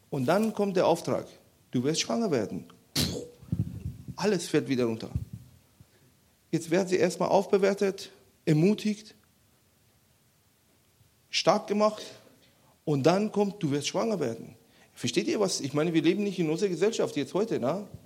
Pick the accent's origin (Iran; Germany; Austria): Iran; Weil ich komme ja aus dem Iran, das ist ja sehr üb üblich, dass man äh, Leuten aufhängt in, in Plätzen und so